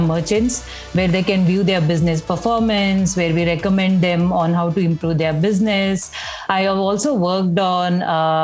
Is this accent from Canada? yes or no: no; India; moved away; By the time I was growing up in India, computers were a part of some household, at least my household